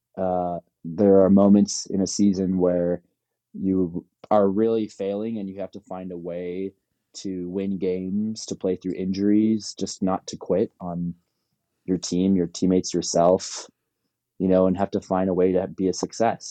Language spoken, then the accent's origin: English; Palos Verdes, California, United States; I'm from Palos Verdes